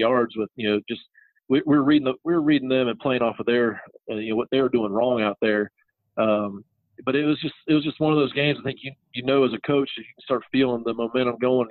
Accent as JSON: {"language": "English", "town": "Troy", "region": "Ohio", "country": "United States", "tie": "born or raised there", "also_born_or_lived": "Louisville, Kentucky / Columbia, South Carolina", "moved": "as an adult", "lives_now": "South Carolina, United States"}